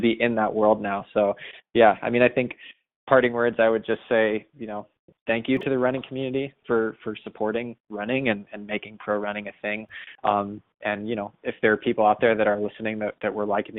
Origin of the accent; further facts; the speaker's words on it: Boston, Massachusetts, United States; especially as a Bostonian